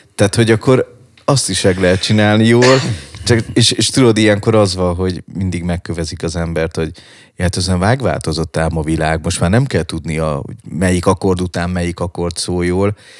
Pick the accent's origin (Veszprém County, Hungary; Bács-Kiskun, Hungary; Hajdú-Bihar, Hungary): Veszprém County, Hungary; Balatonfüred; moved away; also born or lived in Budapest; Füredről jöttem, ugye én Balatonfüredről, mhm. és hirtelen belecseppentem ebbe a pesti underground szénába